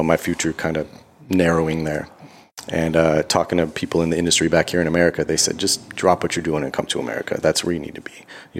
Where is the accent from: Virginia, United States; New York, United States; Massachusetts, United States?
New York, United States; Buffalo; moved away; We get a lot of flack for claiming we're from New York.